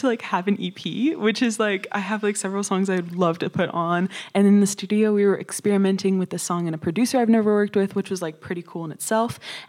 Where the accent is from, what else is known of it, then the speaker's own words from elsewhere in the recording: Austin, Texas, United States; moved away; I'm from Austin, Texas, which is a pretty big, like, live music spot for a lot of musicians to, like, go and do open mics and get their footing, really.